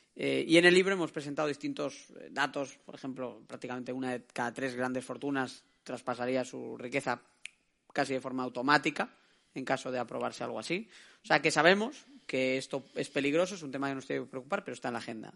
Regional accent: Galicia, Spain; now in Madrid, Spain; cuatro de cada diez madrileños vienen o de otras comunidades, es mi caso, soy gallego, se me nota

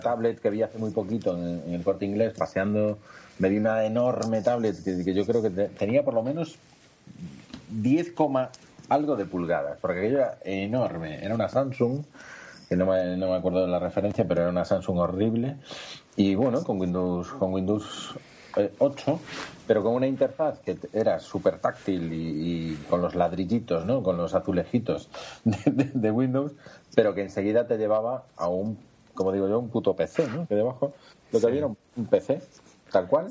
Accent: Galicia, Spain; somos gallegos

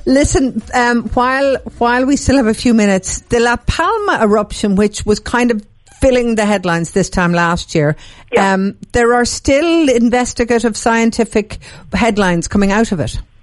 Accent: Dublin, Leinster, Ireland; I'm from Dublin

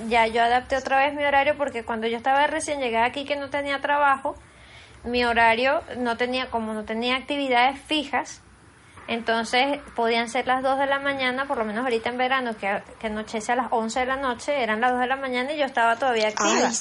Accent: Venezuela; now in Spain; somos los venezolanos cuatriboleados

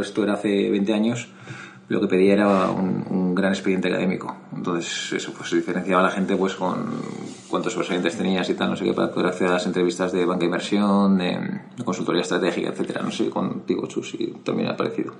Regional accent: Madrid, Community of Madrid, Spain; yo soy de Madrid, estudié en los Jesuitas de Madrid

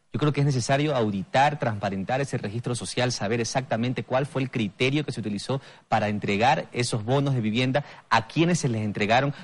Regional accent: Bahía de Caráquez, Manabí, Ecuador; mi ciudad natal, Bahía de Caracas

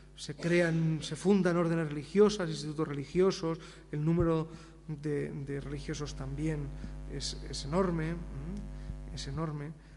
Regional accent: Spain

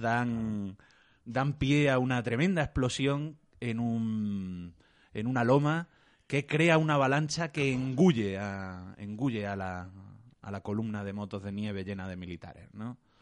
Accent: Córdoba, Andalusia, Spain; soy el personaje cordobés menos cordobés de, la historia

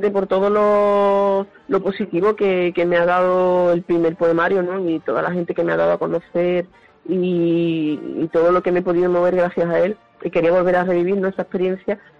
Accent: Huelva, Andalusia, Spain; yo soy de Huelva

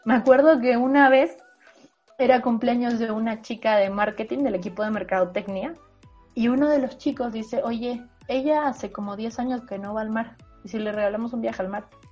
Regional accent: Bolivia; now in Mexico; Soy una boliviana que publico en México

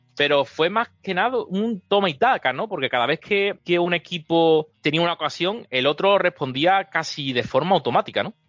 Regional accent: Seville, Andalusia, Spain; now in Canada; soy un sevillano perdido en Canadá

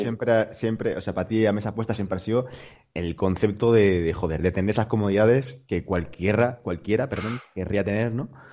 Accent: Almería, Andalusia, Spain; moved away as an adult; also born or lived in Barcelona / Granada; yo nací, nací en Barcelona como tú, es verdad que estuve más años que tú, estuve hasta los nueve, luego me mudé a Almería, de nueve a dieciocho prácticamente

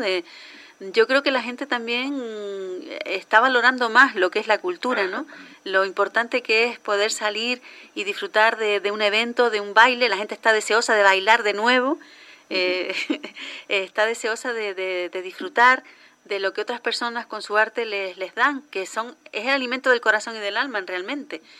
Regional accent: Canary Islands, Spain; lo que somos los canarios

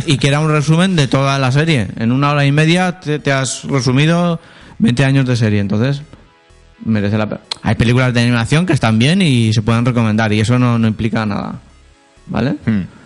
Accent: Spain; soy español

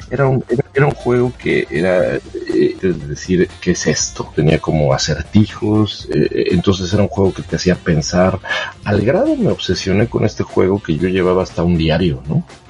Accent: Toluca, State of Mexico, Mexico; moved away as an adult; yo soy de Toluca

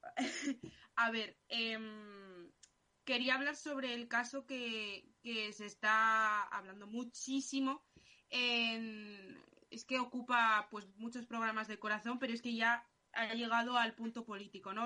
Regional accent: Alcorcón, Community of Madrid, Spain; yo soy de Alcorcón

